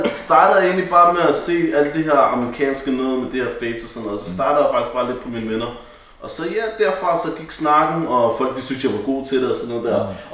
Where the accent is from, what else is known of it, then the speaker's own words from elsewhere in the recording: Copenhagen, Capital Region of Denmark, Denmark; vi er faktisk på Ømslagade på Vesterbro. Øhm, ikke langt fra der, hvor jeg er opvokset, eller jeg er gået i folkeskole lidt længere ned ad gaden